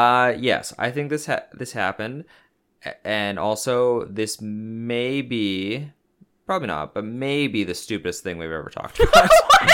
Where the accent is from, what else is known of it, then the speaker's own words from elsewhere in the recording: New Jersey, United States; they're so good in my mouth, on my pizza, cause I'm from New Jersey.